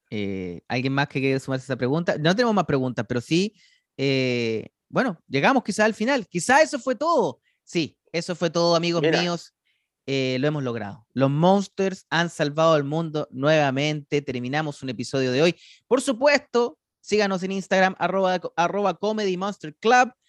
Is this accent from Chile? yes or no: yes; Chile; como chileno que yo sí sabía lo que era la zampoña, y no solo eso, yo he tocado la zampoña. En mi escuela nos obligaban a tocar la zampoña